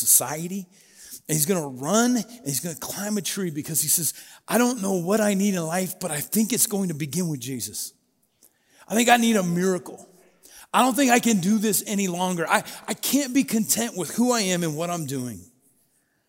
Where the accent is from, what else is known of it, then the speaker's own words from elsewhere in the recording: Booneyville, Colorado, United States; now in Yellowstone County, United States; I grew up in Booneyville, Colorado